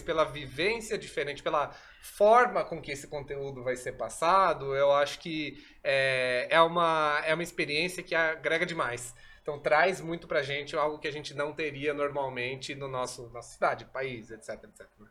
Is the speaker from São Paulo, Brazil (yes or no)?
yes; São Paulo, Brazil; sou daqui de São Paulo